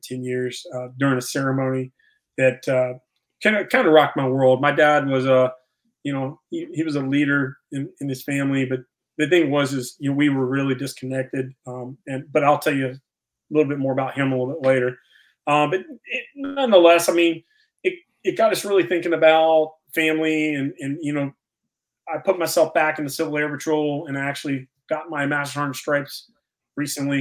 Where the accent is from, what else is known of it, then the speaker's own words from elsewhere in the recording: Virginia, United States; moved away; I'm originally from Virginia